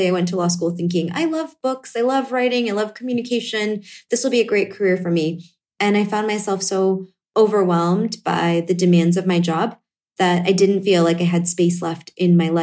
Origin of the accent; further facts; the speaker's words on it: Connecticut, United States; I grew up in Connecticut in a fairly homogenous town